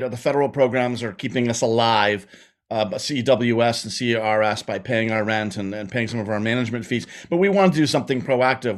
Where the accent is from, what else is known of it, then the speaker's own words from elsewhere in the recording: Montreal, Quebec, Canada; I grew up, I grew up in Quebec and I grew up in Montreal